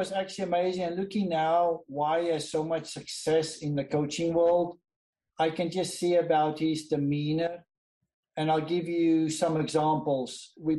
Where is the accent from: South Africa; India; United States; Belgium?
South Africa; I was from South Africa. And during the apartheid, not a lot of people wanted to sponsor South Africans.